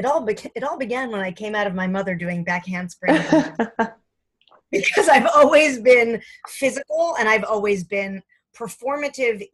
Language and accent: English; Fair Lawn, New Jersey, United States; I'm from Fairlawn, New Jersey